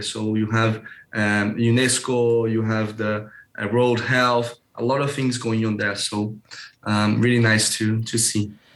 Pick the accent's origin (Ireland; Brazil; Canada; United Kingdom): Brazil; also born or lived in Geneva, Switzerland; here in Brazil, I'm from Brazil